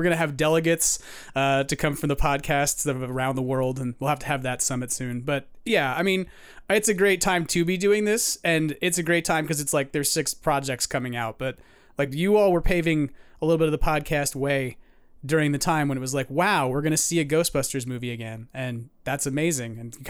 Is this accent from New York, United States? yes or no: yes; New York, United States; because I'm a New Yorker who's Irish and Italian.